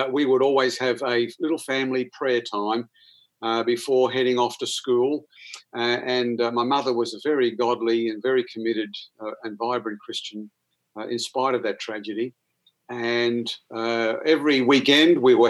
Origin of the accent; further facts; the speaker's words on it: Toowoomba, Queensland, Australia; accent: Aussie; as you can gather by my accent, I am an Aussie, and I grew up in a beautiful town in Queensland called Toowoomba.